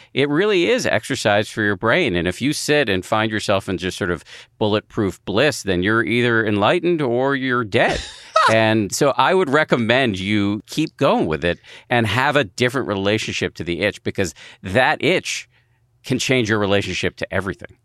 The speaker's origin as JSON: {"language": "English", "country": "United States", "said": "as an American"}